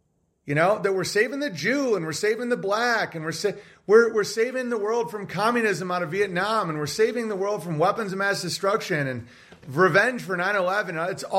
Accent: New York, United States; and I'm from New York

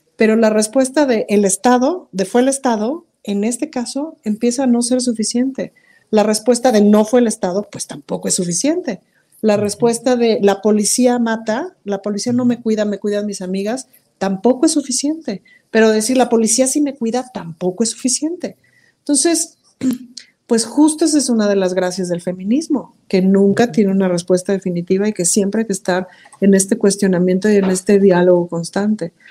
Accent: Mexico; soy mexicana

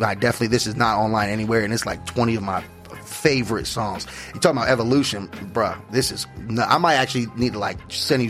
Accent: Scottsdale, Arizona, United States; also born or lived in Mesa, Arizona / Phoenix, Arizona; Grew up here, yep. I grew up in Scottsdale. Then got old enough to move around. Moved over to Mesa, Sunny Slope

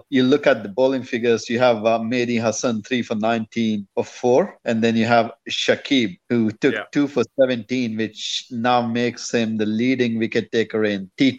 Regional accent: Bangalore, Karnataka, India; it was in Bangalore as well. My hometown.

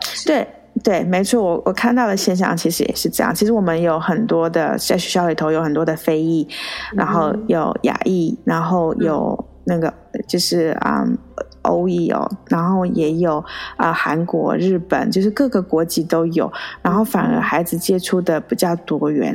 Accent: Taiwan; moved away as an adult; now in United States; 我是在台湾出生长大念书

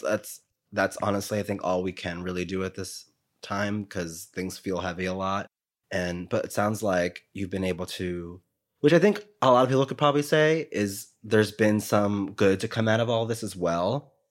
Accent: New York City, New York, United States; I'm from New York

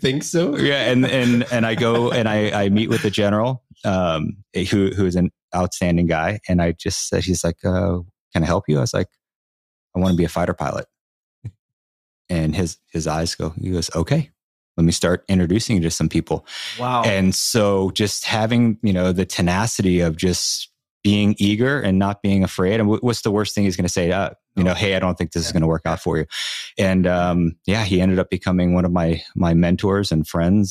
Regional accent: Long Island, New York, United States; I'm from Long Island, New York

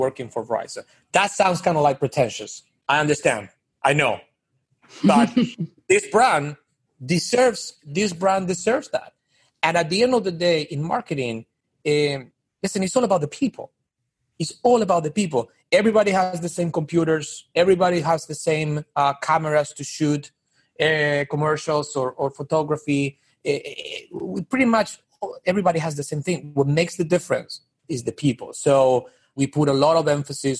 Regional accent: Argentina; moved away as an adult; also born or lived in Miami; now in New York, United States; I'm from Argentina originally

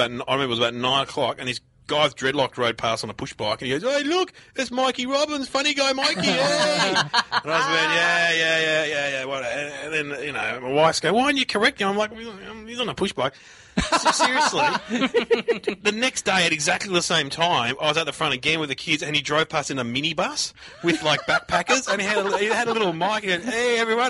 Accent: Mitcham, Victoria, Australia; I was from Mitcham. Different parts of the world, but very similar.

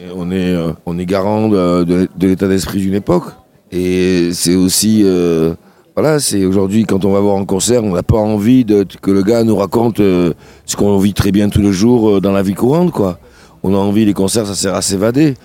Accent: Sète, Occitania, France; also born or lived in Le Grau-du-Roi; j'ai grandi à la Corniche. J'habitais, j'allais à l'école Paul Langevin quand j'étais petit.

